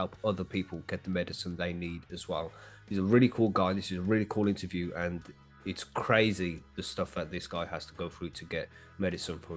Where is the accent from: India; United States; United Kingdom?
United Kingdom; I am from the UK